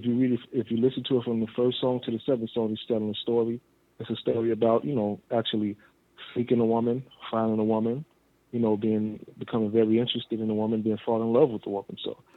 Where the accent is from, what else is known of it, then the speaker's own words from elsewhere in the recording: Chicago, Illinois, United States; Well, my hometown is Chicago, Illinois, and I'm currently there, born and raised.